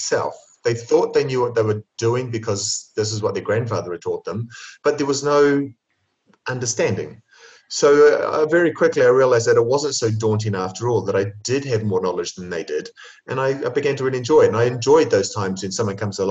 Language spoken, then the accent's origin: English; New Zealand; moved away as an adult; now in Italy; growing up in New Zealand